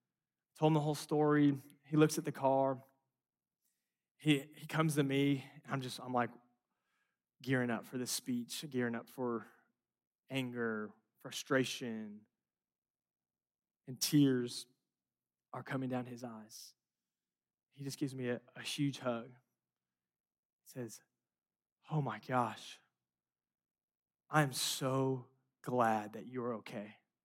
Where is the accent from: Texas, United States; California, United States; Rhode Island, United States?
California, United States; Los Angeles; And I grew up in Los Angeles. We have these like 7-lane highways.